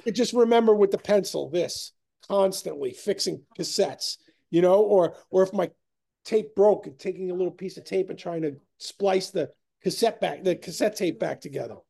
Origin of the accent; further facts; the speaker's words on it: New York, United States; we're from New York